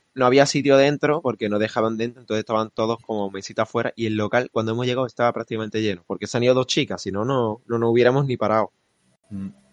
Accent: Málaga, Andalusia, Spain; como decimos aquí en Málaga

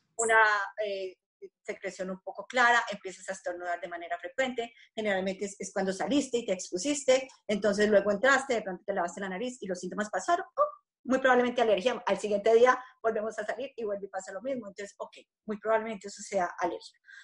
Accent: Colombia; moved away; yo, pues siendo colombiana y teniendo a mi familia, mis padres y mis hermanos en Colombia

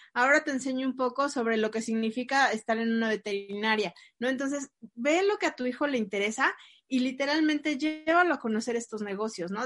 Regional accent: Mexico; tenemos lamentablemente los mexicanos

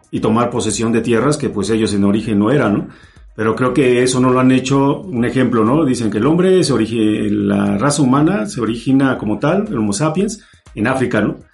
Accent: Mexico; somos, somos mexicanos

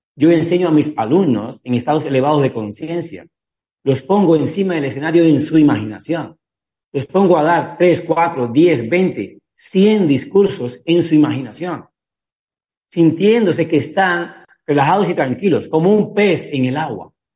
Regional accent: Cuba; soy cubano

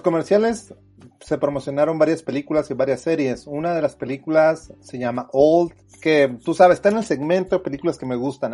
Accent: Mexico; nosotros como mexicanos

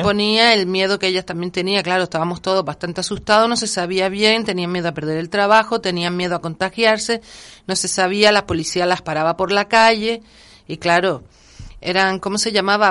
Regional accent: Canary Islands, Spain; yo sobre todo como canaria

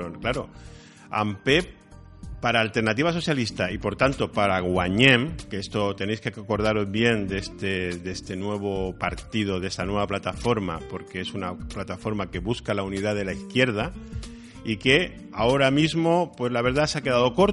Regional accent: Andalusia, Spain; Soy andaluz, sí.

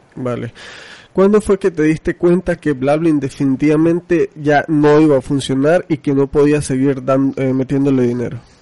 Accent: Venezuela; now in Mexico; yo soy venezolano, no sé si sabías, vivo en México, pero soy venezolano

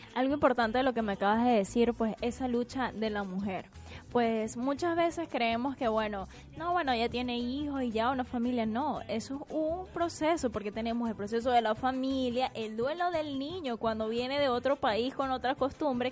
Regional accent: Venezuela; now in Argentina; como venezolanos llegamos a un nuevo país y empezamos desde cero

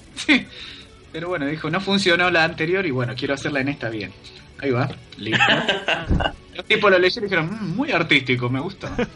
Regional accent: Quilmes, Buenos Aires Province, Argentina; Q es por Quilmes, de donde yo soy.

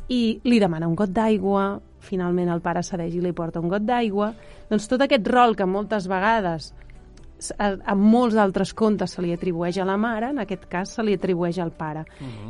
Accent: Catalonia, Spain; com a catalans que som

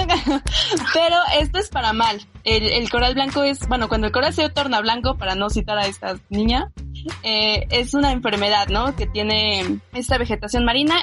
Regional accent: Mexico; como mexicanos yo creo que somos la el mejor, em, los que mejor saben sobre terremotos.

